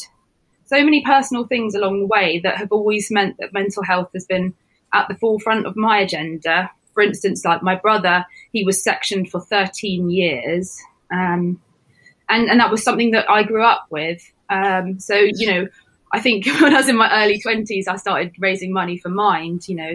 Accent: Sidmouth, South West England, United Kingdom; I grew up in Sidmouth in Devon.

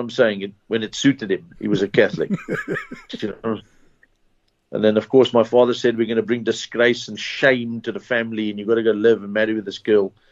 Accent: Zimbabwe; moved away; also born or lived in Port Elizabeth, South Africa; I was born in Zimbabwe

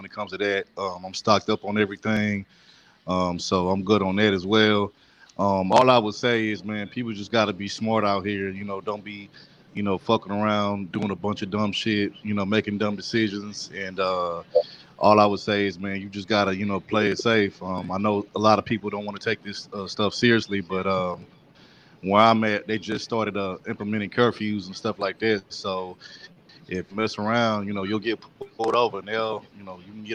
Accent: Texas, United States; now in Ohio, United States; But I'm originally from Texas

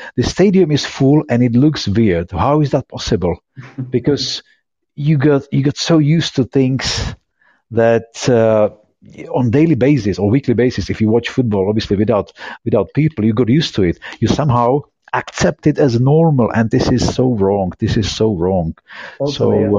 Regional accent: Czechia; now in Brighton, United Kingdom; I come from Czech Republic

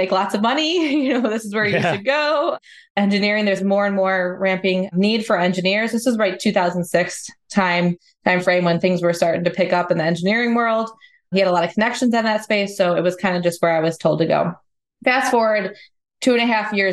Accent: Chicagoland area, Illinois, United States; I grew up in the Chicagoland area

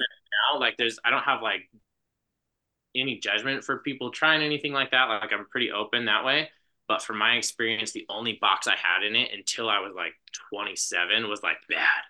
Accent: Gallup, New Mexico, United States; moved away; I grew up in New Mexico, in Gallup, like right on the, right on the edge of the Navajo reservation, was where I lived until I was eighteen.

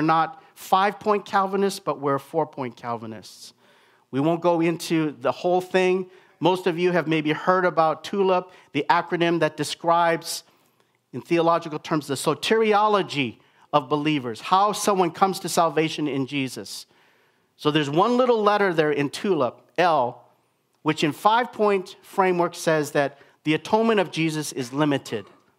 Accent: Minnesota, United States; now in Vancouver, California, United States; Mimi and I come from Minnesota. We pastored there before we started the church here in Vancouver, and Minnesotans are some of the nicest people in America.

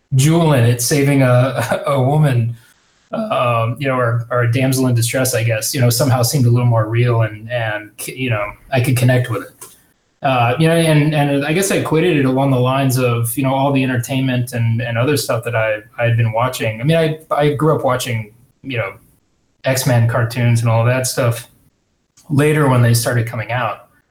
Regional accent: Houston, Texas, United States; growing up in Houston

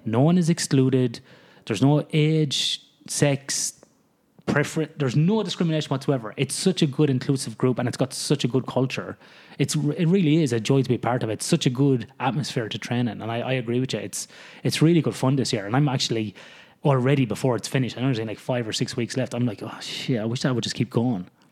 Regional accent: the middle of Ireland, Midlands, Ireland; moved away as an adult; now in Australia; growing up in Ireland, living in the middle of Ireland

